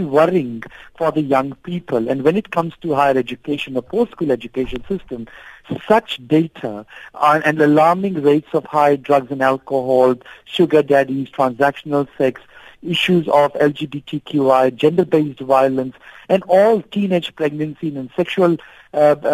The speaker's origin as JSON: {"language": "English", "country": "South Africa"}